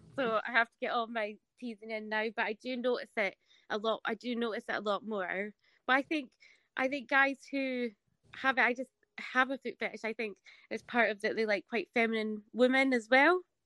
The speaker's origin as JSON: {"language": "English", "region": "Scotland", "country": "United Kingdom", "accent": "Scottish", "said": "I didn't think they would like hearing a Scottish accent"}